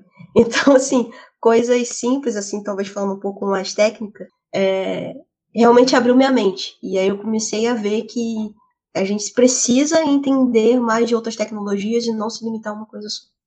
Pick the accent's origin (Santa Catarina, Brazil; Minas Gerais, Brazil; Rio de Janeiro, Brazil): Rio de Janeiro, Brazil; moved away as an adult; also born or lived in São Paulo; now in Portugal; Eu sou do Rio